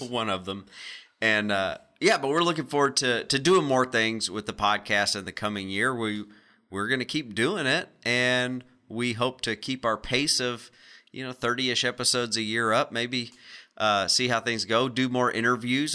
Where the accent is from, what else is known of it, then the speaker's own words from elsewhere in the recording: Arkansas, United States; We're all from Arkansas